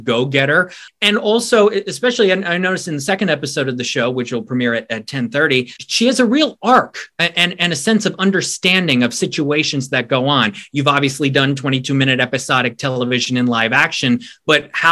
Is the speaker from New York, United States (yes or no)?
yes; upstate New York, United States; I'm an Irish upstate New Yorker